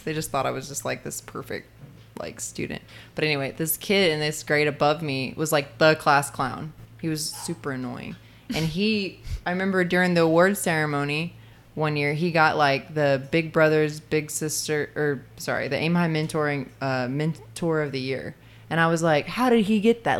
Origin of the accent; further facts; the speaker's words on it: Muscle Shoals, Alabama, United States; moved away; I grew up in Muscle Shoals, Alabama